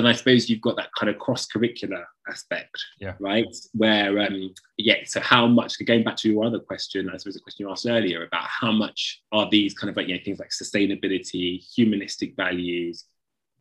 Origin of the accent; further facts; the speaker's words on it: United Kingdom; we're both British